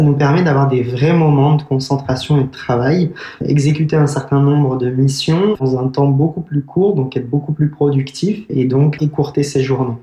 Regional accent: France; chez nous, en France

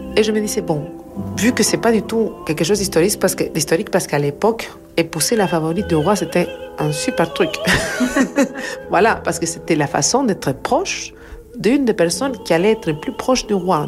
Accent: Argentina; French is a second language; moved away; je viens de l'Argentine, je grandi en Argentine, donc euh, mes années 70-80, c'est en Argentine

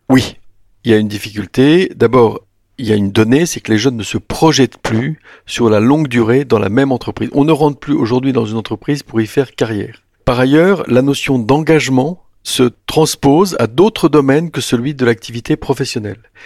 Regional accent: France; j'habitais la province, je suis venu à Paris

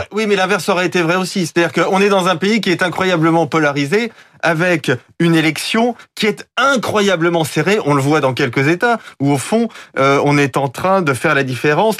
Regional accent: France; en tant que Français

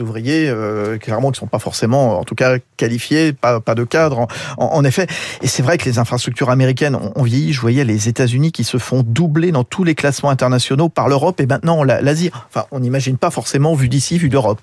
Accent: France; chez nous en France

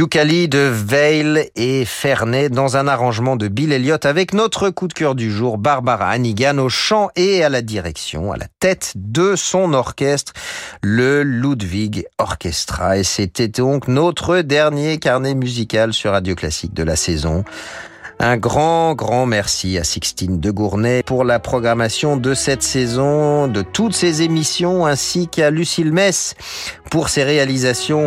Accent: Chambéry, Auvergne-Rhône-Alpes, France; ma ville natale à Chambéry

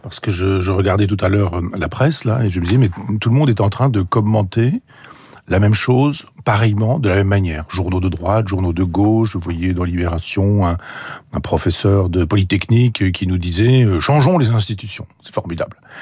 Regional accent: Normandy, France; je suis normand

